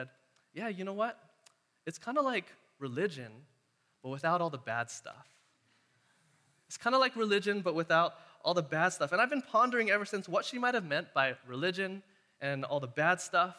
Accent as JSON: {"language": "English", "town": "Castro Valley", "region": "California", "country": "United States", "tie": "born or raised there", "said": "since I was a kid growing up around Castro Valley"}